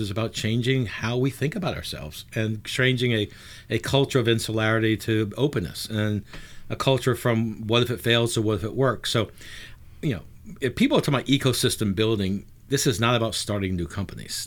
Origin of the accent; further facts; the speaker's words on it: New Orleans, Louisiana, United States; also born or lived in New York / Boston / Atlanta / Pittsburgh; I am born and raised in New Orleans, uh, born in the sixties, um, left in the eighties